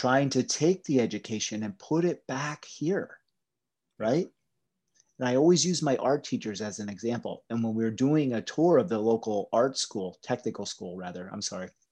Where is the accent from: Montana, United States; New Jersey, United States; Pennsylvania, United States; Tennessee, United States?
Pennsylvania, United States; Appalachia; I grew up in Appalachia